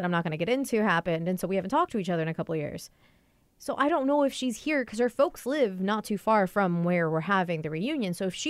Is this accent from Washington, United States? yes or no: yes; Washington, United States; moved away; I grew up 45 minutes up north, 45, 50 minutes up north.